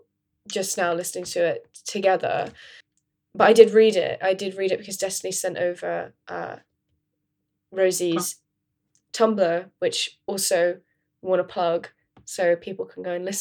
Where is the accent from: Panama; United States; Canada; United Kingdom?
United Kingdom; London; growing up in London